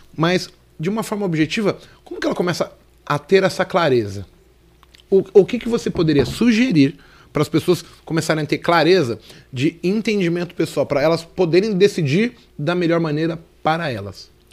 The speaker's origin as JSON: {"language": "Portuguese", "region": "São Paulo", "country": "Brazil", "tie": "born or raised there", "also_born_or_lived": "Brasilândia, São Paulo", "said": "Eu sou um cara que nasci na Vila Nova Cachoeirinha, São Paulo"}